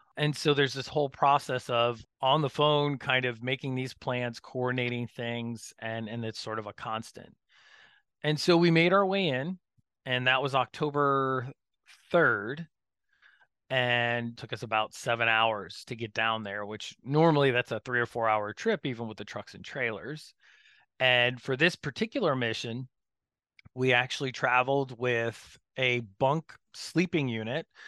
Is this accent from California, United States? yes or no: no; Florida, United States; I grew up in Florida